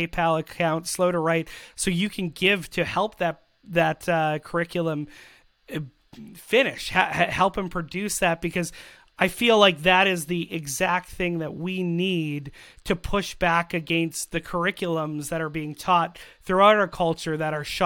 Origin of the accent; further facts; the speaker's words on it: Canada; Canadian citizens